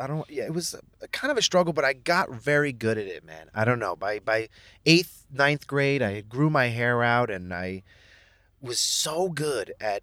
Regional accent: Mexico; and then I was Mexican.

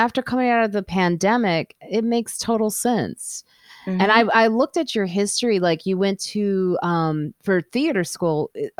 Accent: Chicago, Illinois, United States; moved away as an adult; now in New York, United States; I forget because I'm from Chicago. So I'm still learning.

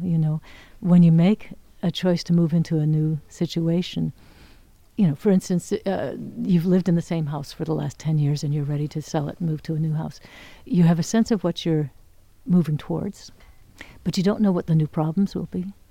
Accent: Oregon, United States; I was raised in Oregon

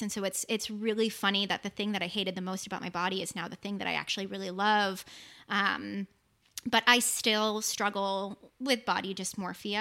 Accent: Boston, Massachusetts, United States; I'm from Boston, Massachusetts

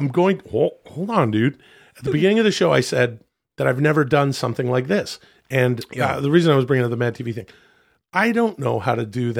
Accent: California, United States; born there; So I was born in California.

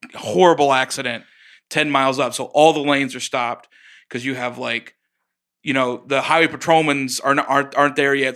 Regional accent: Oklahoma, United States; moved away; I'm from Oklahoma

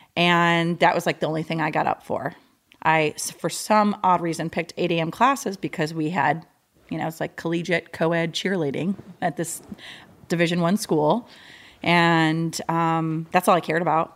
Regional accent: Michigan, United States; I was born and raised in Michigan

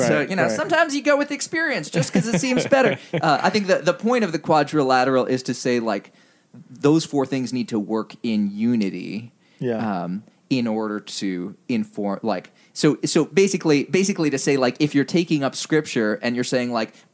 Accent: Indonesia; Yeah. Well, I mean, if anything, Indonesia made me even more predisposed to not think that Western church history was like a significant object of study.

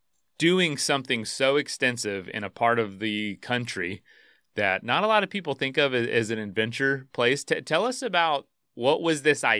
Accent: Florida, United States; So I'm from Florida.

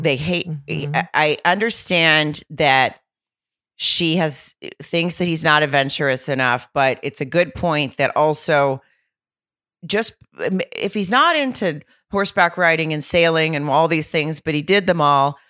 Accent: Lowell, Arkansas, United States; moved away; I'll be in Arkansas in Lowell slash Rogers at the Grove Comedy Club. And that's my hometown

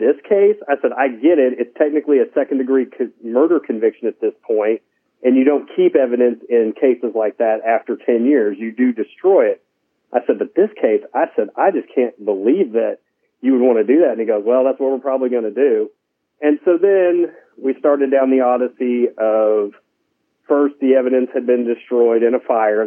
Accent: West Coast, United States; also born or lived in Arkansas; now in Jonesboro, United States; I'm not native to Arkansas. I moved here. My wife's family's from here. So I'm originally from the West Coast

